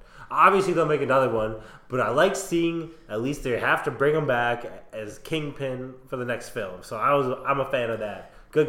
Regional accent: Minnesota, United States; we're from Minnesota, we sure as hell aren't nice.

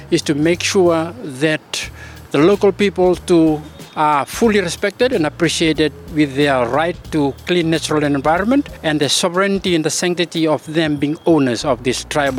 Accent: Fiji; I am from the Fiji Islands. I represent the Vatukaloko are tribal people

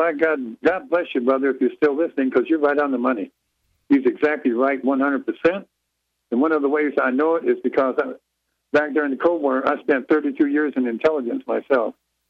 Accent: Detroit, Michigan, United States; moved away; I come from a show business family up in Detroit anyway, but that's my hometown.

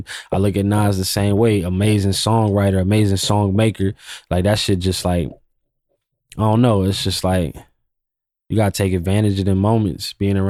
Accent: West Coast, United States; Studying his era a little more, because I'm from the West Coast.

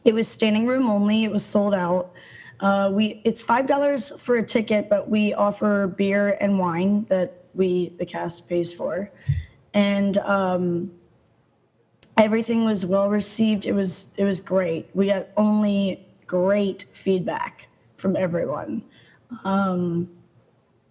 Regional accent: Baltimore, Maryland, United States; now in Los Angeles, United States; I'm from Baltimore, Maryland

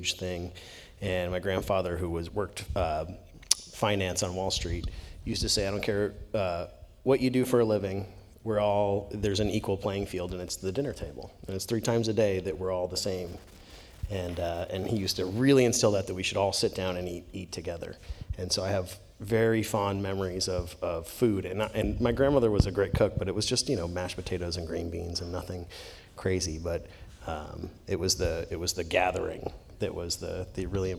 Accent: Phoenix, Arizona, United States; also born or lived in New Jersey; now in Sacramento, United States; I was born in New Jersey, but then grew up, lived there till I was 9, and then grew up in Phoenix the other half of my childhood

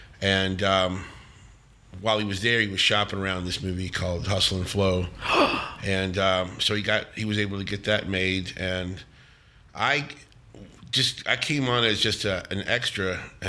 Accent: Memphis, Tennessee, United States; moved away as an adult; now in New Orleans, United States; I grew up in Memphis

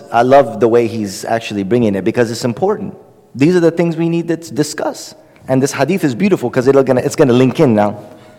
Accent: Oakland, California, United States; I grew up in Oakland. Nobody knows where I came from.

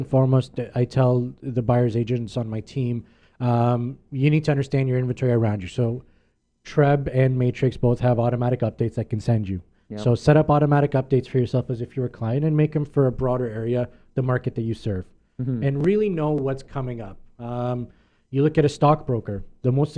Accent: Mississauga, Ontario, Canada; also born or lived in Oakville; now in Milton, Canada; I grew up in Mississauga my whole life.

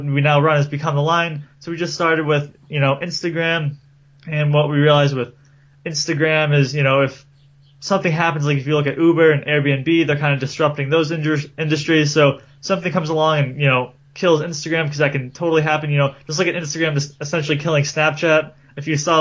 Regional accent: Cape Cod, Massachusetts, United States; I'm from Massachusetts and Cape Cod, which is right down by the ocean

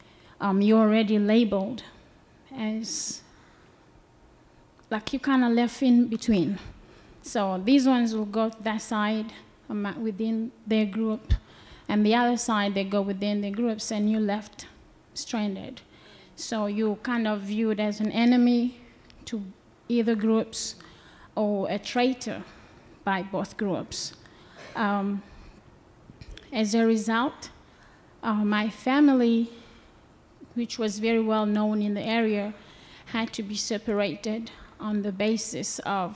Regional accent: DR Congo; also born or lived in Burundi / Cape Town, South Africa; now in United States; at some point I had to leave Congo and went to a neighboring country, Burundi, and that is where I met my husband, and his family was also living there as refugees, and we had to leave Burundi.

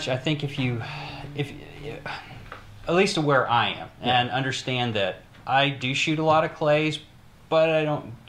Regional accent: Morgantown, West Virginia, United States; Morgantown, West Virginia.

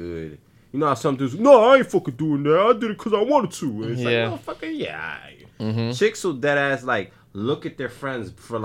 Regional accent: New York City, New York, United States; I grew up in the Bronx in the neighborhood with black and Hispanic and Italian or whatever the fuck is

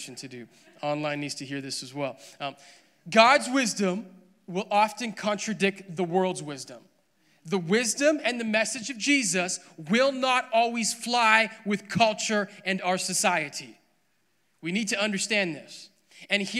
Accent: Alberta, Canada; I was born and raised in Alberta. I'm a great Alberta boy.

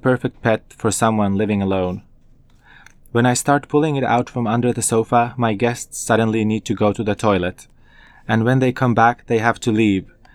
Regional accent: Finland; English is a second language; also born or lived in Kosovo; growing up as an immigrant in Finland

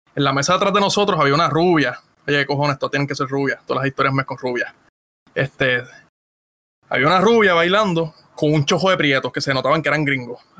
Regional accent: Ponce, Puerto Rico; moved away; yo soy de Ponce

